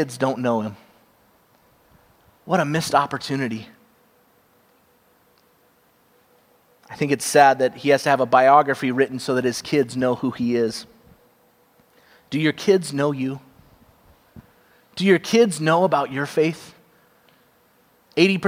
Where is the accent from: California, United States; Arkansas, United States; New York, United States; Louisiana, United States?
California, United States; Cupertino; I grew up in Cupertino, California